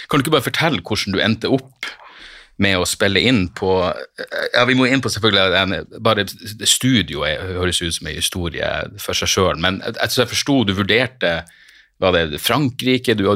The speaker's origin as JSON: {"language": "Norwegian", "region": "Northern Norway", "country": "Norway", "said": "Jeg føler ikke at jeg har gjort noe sånn for å kultivere noe image som nordlending, det er vel bare det at vi har beholdt dialekten"}